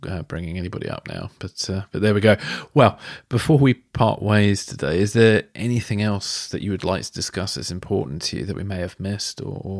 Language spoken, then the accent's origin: English; United Kingdom; as a Brit